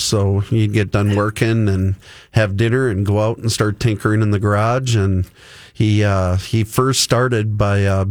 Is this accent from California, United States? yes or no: no; Ramsey, Minnesota, United States; I'm actually from Ramsey. I grew up not even 2 miles from the shop.